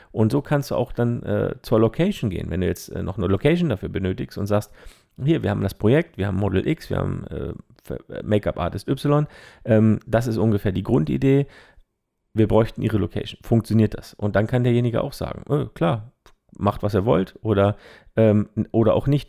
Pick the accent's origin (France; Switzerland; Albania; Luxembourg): Switzerland; Zermatt, Valais; moved away; Meine alte Heimat in die Schweiz